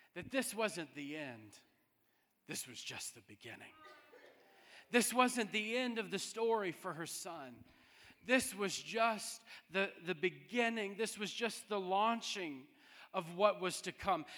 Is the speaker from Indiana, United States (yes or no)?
no; New Orleans, Louisiana, United States; we're from New Orleans.